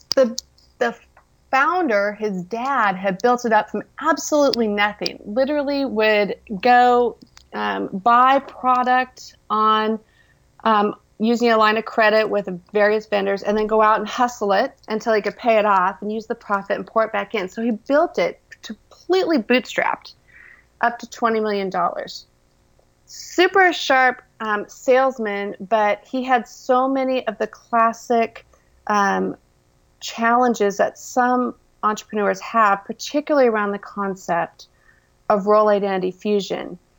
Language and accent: English; Orange County, California, United States; I was born and raised in Orange County, California, hence the orange part.